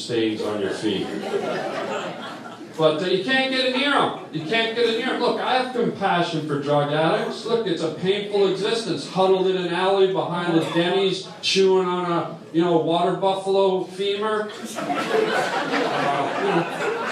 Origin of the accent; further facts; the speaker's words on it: Toronto, Ontario, Canada; I'm Canadian